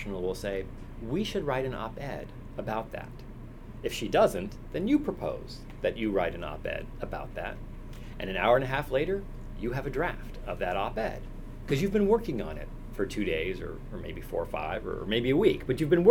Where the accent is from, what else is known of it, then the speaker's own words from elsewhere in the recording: San Francisco, California, United States; I'm from San Francisco